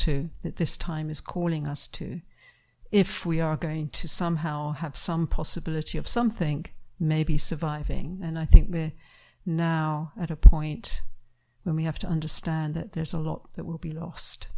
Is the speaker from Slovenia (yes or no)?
no; United Kingdom; moved away; my home country of UK